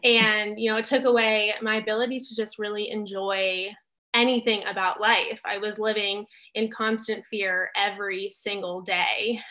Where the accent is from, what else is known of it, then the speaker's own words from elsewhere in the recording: Southern California, United States; I grew up in Southern California